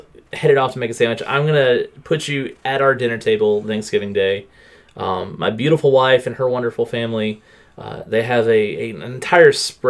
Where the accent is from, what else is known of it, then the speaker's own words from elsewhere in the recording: the South, United States; growing up in the South, there's always the people that call stuffing dressing, the people that call dressing stuffing.